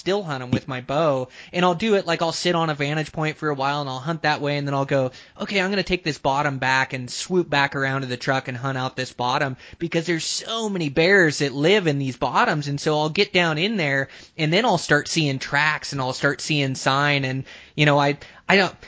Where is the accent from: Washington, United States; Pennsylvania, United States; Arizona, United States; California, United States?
Washington, United States; moved away; I come from Washington originally